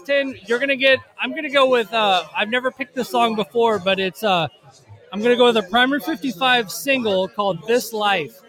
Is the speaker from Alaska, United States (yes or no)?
no; Nashville, Tennessee, United States; now in Louisville, United States; I grew up here in Nashville